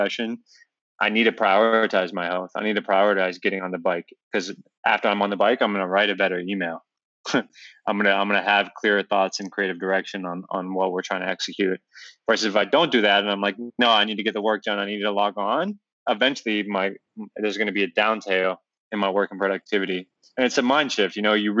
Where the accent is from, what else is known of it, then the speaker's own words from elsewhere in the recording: Northern Virginia, United States; also born or lived in Albuquerque, New Mexico; living in the suburbs of Northern Virginia, where I grew up and raised in Virginia